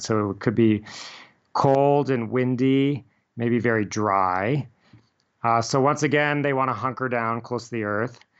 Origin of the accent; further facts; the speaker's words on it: Littleton, Colorado, United States; also born or lived in Englewood, Colorado; I grew up in a typical suburban neighborhood in Littleton, Colorado